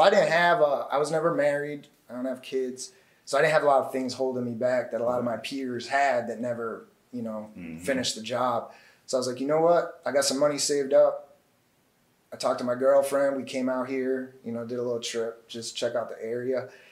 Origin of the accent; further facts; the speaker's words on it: Massachusetts, United States; moved away as an adult; now in New York, United States; I'm actually from Massachusetts